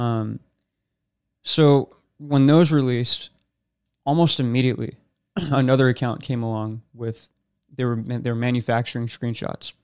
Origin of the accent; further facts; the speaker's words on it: Rancho Cucamonga, California, United States; I was born in Rancho Cucamonga, California. Raised there my entire life